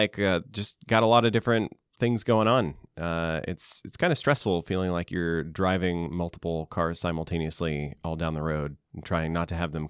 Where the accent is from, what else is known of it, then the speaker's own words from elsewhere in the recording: the South, United States; Growing up in the South, there's a huge difference in what you're expected to wear and how you're expected to comport yourself